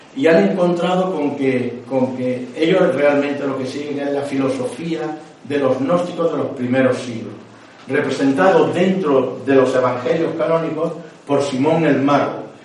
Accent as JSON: {"language": "Spanish", "town": "Córdoba", "region": "Andalusia", "country": "Spain", "said": "soy de Córdoba"}